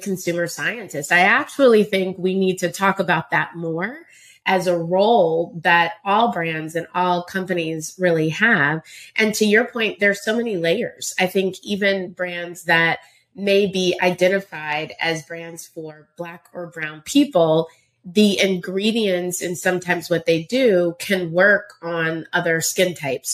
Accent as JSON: {"language": "English", "town": "Round Rock", "region": "Texas", "country": "United States", "tie": "born or raised there", "also_born_or_lived": "Indiana / New York", "moved": "as an adult", "said": "I grew up in Round Rock, Texas."}